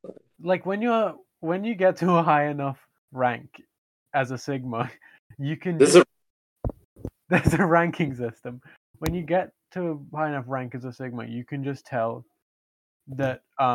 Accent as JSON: {"language": "English", "country": "India", "said": "I'm Indian, so I feel like we got a lot in common."}